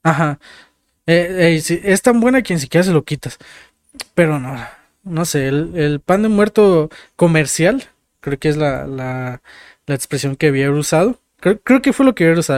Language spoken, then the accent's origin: Spanish; Mexico; como mexicanos